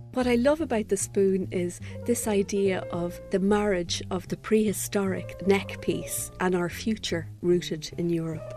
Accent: Fermanagh, Northern Ireland, United Kingdom; moved away as an adult; also born or lived in Belfast / Limerick / Cork / Wicklow; now in Paris, France; I was raised in Fermanagh, you know, very close to Donegal

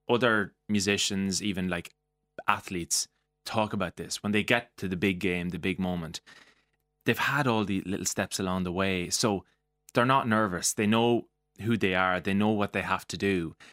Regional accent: Mullingar, Westmeath, Ireland; being from Mullingar

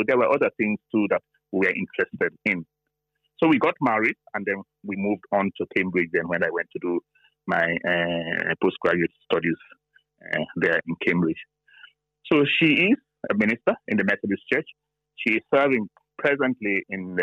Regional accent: Sierra Leone; now in Ireland; I come from Sierra Leone in West Africa

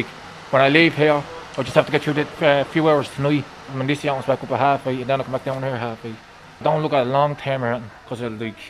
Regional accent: Wicklow, Leinster, Ireland; moved away as an adult; now in Dublin, Ireland; I'm not from Dublin, I'm from Wicklow.

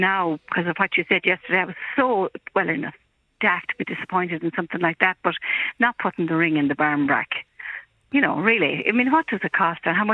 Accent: Mayo, Connacht, Ireland; I'm from Mayo

